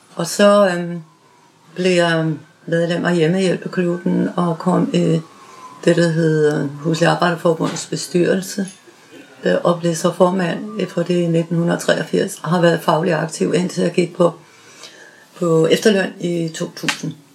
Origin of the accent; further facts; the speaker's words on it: Southern Jutland, Southern Denmark, Denmark; moved away as an adult; now in Rødovre, Denmark; Jeg er født i Sønderjylland